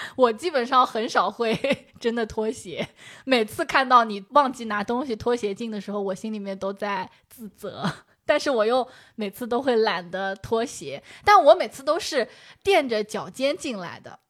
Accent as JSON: {"language": "Chinese", "town": "Shaoxing", "region": "Zhejiang", "country": "China", "moved": "yes", "said": "我们绍兴话"}